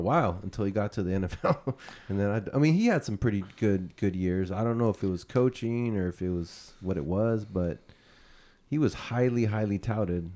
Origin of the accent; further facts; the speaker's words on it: San Jose, California, United States; I grew up on the east side, mm-hmm. but since my parents didn't want me to get involved in the gangs and all right. that, they sent me to private school. And there was only one private school in the entire east side of San Jose